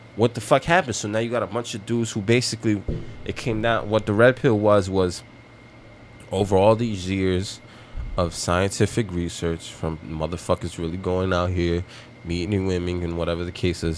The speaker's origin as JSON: {"language": "English", "country": "United States", "tie": "born or raised there", "said": "I grew up in America"}